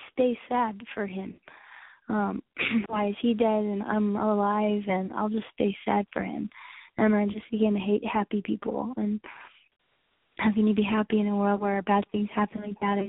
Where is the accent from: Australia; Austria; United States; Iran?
United States; Texas; I grew up in Texas